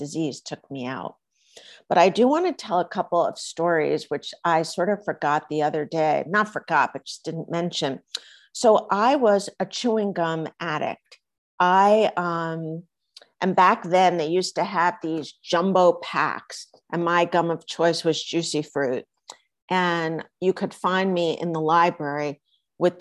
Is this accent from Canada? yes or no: no; East Coast, United States; now in Los Angeles, United States; I grew up on the East Coast, even though I live in Los Angeles